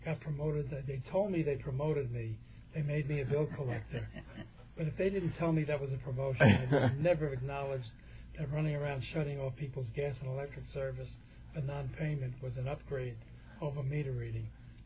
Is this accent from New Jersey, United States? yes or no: yes; North Bergen, New Jersey, United States; I was born and raised in Hudson County, New Jersey, and in North Bergen, to be specific